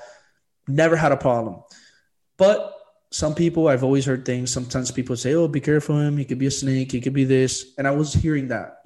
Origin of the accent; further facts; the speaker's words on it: Miami, Florida, United States; I'm still from Miami